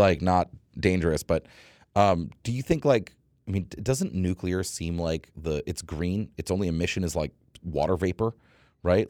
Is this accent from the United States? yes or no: yes; New England, United States; I grew up in New England